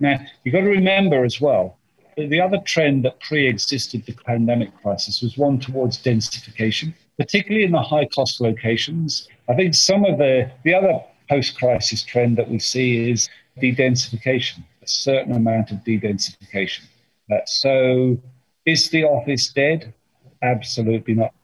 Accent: United Kingdom; I'm British

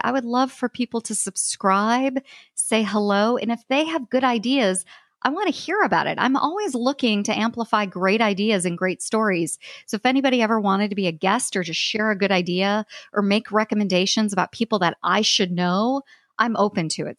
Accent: United States; I'm American

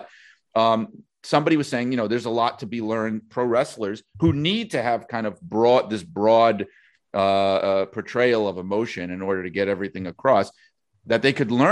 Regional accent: New York, United States; accent: New York; a lot of uh, listeners from other parts of the country or world like to point out my New York accent to me

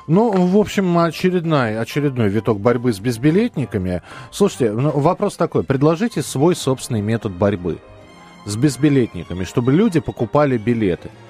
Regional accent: Moscow, Russia; я из Москвы, э, и меня в Москве можно искать.

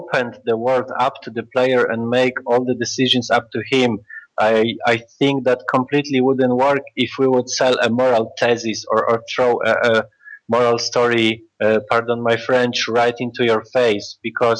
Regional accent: Warsaw, Masovian Voivodeship, Poland; we are from Warsaw, Poland

